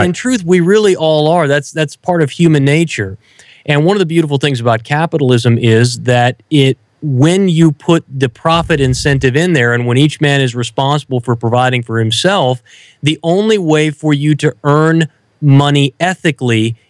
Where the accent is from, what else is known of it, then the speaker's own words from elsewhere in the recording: Southwest Kansas, United States; I grew up in Southwest Kansas on a farm